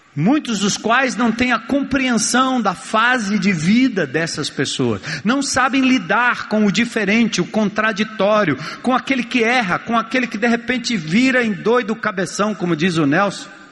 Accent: São Paulo, Brazil; eu nasci e me criei em São Paulo

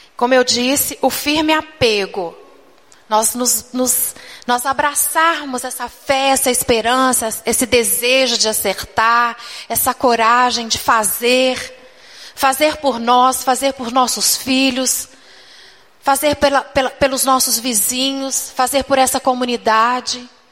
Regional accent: Minas Gerais, Brazil; Eu fui criada desde pequena na Igreja Batista em Minas Gerais

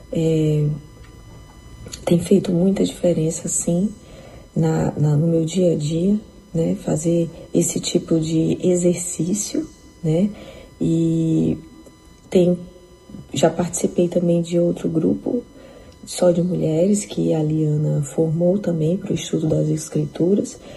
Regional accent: Fortaleza, Ceará, Brazil; now in Japan; eu moro aqui no Japão há quatro anos com meu marido e meus três filhos. Mas eu sou de Fortaleza e me converti há uns 20 anos

